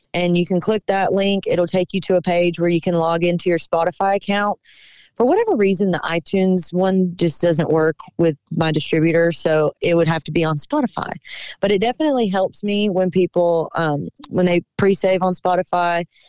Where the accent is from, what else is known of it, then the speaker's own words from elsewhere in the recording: Cochran, Georgia, United States; moved away; being back in my hometown